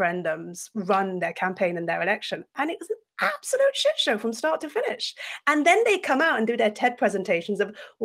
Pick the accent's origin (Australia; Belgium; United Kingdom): Belgium; Brussels, Brussels-Capital Region; first language French; English is a second language; moved away as an adult; also born or lived in France; now in United States; I was born in France, grew up in Belgium, British by passport, now currently living in America